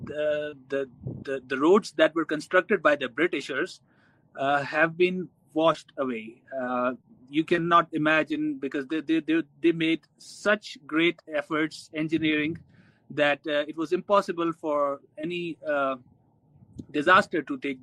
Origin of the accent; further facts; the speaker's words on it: Sobatpur, Pakistan; I come from Sobatpur